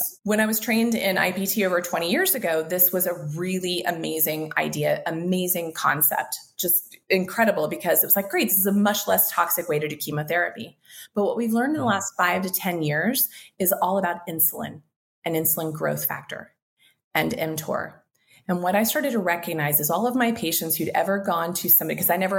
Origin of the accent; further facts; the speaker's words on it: Kansas, United States; accent: twang; now in Mexico; I grew up in Kansas